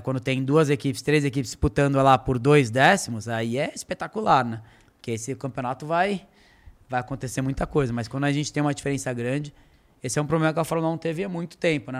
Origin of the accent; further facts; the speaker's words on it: Brazil; moved away; also born or lived in Europe; em ter voltado para o Brasil